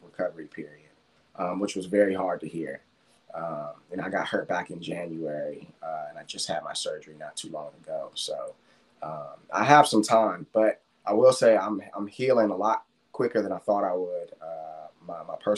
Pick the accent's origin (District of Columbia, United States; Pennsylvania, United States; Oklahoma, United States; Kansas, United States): District of Columbia, United States; Washington; moved away; my hometown